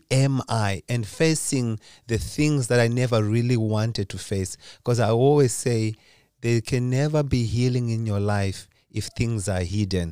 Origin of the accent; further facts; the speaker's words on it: Zimbabwe; now in Lindesberg, Sweden; Originally, I'm from Zimbabwe. That's where I was born.